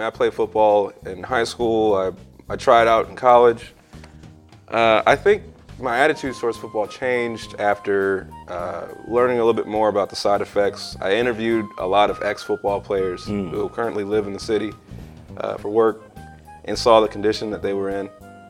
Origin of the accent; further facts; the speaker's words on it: Texas, United States; I'm Texan.